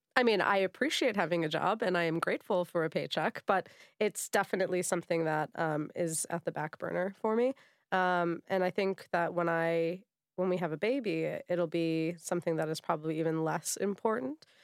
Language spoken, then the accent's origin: English; United States; moved away; being American